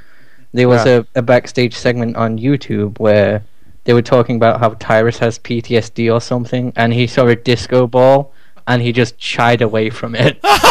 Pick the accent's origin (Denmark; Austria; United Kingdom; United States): United Kingdom; Even as a Brit